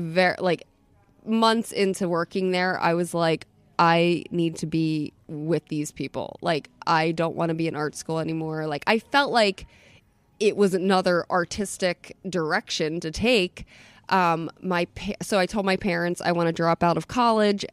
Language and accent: English; Atlantic City, New Jersey, United States; also born or lived in Philadelphia / Munich; now in Florida, United States; I'm from Atlantic City. I grew up in Atlantic City.